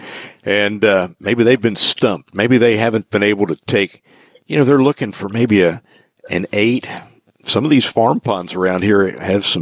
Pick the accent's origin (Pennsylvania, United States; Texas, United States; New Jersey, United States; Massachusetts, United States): Pennsylvania, United States; south central; growing up in Pennsylvania, where I did down southeastern, south central Pennsylvania